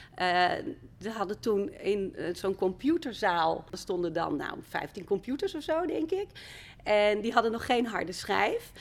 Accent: Friesland, Netherlands; moved away as an adult; also born or lived in Amsterdam; Ik kwam uit Friesland

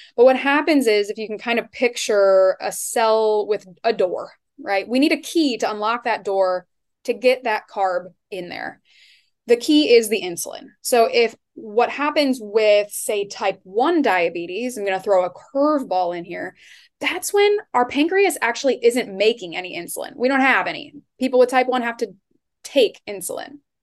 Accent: Iowa, United States; also born or lived in Seattle area; now in Seattle, United States; I am from Iowa originally, but now I live in kind of the Seattle area

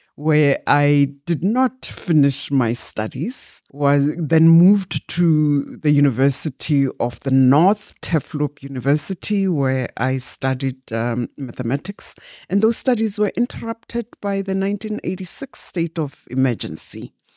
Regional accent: Barberton, Mpumalanga, South Africa; also born or lived in Glencowie; I was born in Mjindini, which is near Barberton

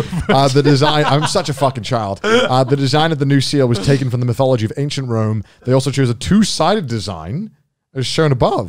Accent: United Kingdom; as a British person

